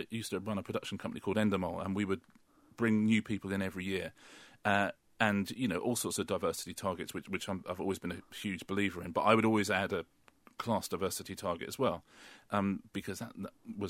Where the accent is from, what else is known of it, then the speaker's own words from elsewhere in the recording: United Kingdom; Well, you know, I grew up in the British working class, and now I'm very, very, very much in the British middle class.